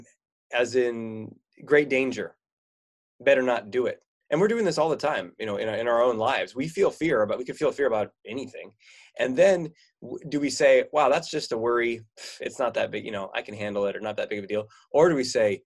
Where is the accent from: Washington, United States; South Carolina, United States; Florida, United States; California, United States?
California, United States; now in Oregon, United States; I grew up in California here in the United States, and now I live in Oregon.